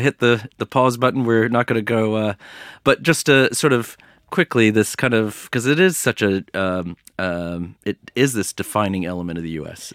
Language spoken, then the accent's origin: English; United States; I was born and raised in the United States.